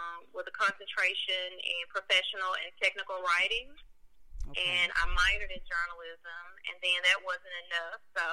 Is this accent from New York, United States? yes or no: no; Memphis, Tennessee, United States; I am from North Memphis. Grew up in the Frazier area and moved slightly to the Raleigh area